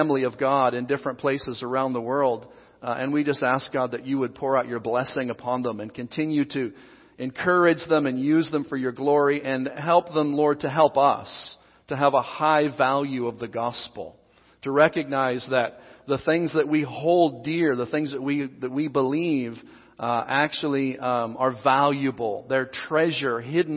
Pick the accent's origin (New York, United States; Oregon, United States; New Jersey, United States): Oregon, United States; Southern; moved away; also born or lived in Seattle, Washington; I was born and raised in Southern Oregon